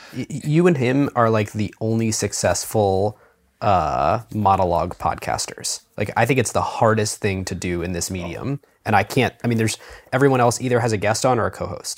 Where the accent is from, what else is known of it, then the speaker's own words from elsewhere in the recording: Cleveland, Ohio, United States; I'm from Cleveland